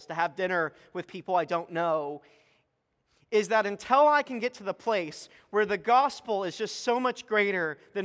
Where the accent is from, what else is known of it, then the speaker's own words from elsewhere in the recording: Texas, United States; moved away; I'm from Texas, we're planting a church